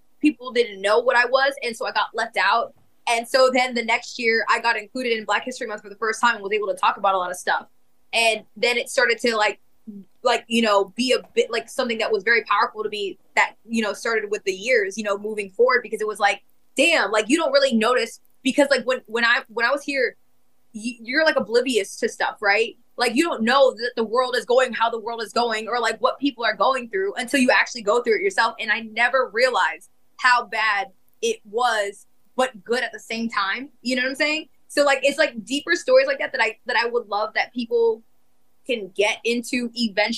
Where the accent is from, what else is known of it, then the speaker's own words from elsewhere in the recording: Winter Park, Florida, United States; moved away as an adult; also born or lived in Raleigh, North Carolina; growing up in Winter Park, I don't know if you know what that's like in Winter Park